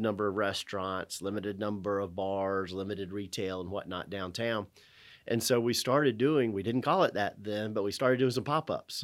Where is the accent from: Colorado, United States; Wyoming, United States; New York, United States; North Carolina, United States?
North Carolina, United States; Winston-Salem; I was born in Winston-Salem, born in Baptist Hospital